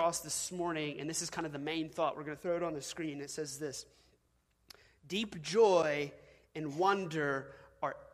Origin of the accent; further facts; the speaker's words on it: Washington, United States; now in Louisiana, United States; I was originally born in Washington State.